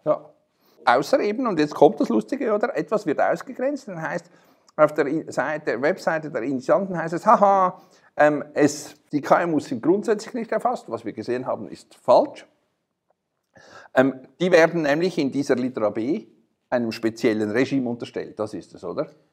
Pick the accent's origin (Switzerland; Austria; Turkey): Switzerland; wir als Schweizer